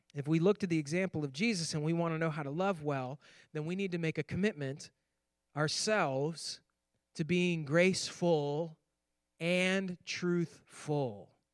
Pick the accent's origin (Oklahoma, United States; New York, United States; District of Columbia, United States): New York, United States; Finger Lakes; moved away; I grew up in New York on the Finger Lakes, the pinky of the Finger Lakes, in fact.